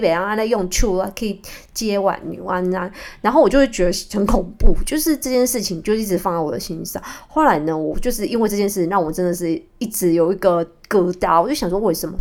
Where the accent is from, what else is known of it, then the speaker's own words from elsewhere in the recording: Kaohsiung, Taiwan; moved away as an adult; now in Taipei, Taiwan; 我从高雄嫁到台北